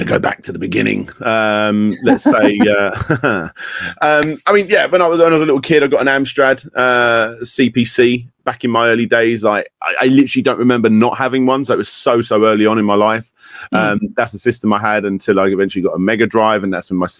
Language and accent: English; Kent, South East England, United Kingdom; I was born in Kent in the UK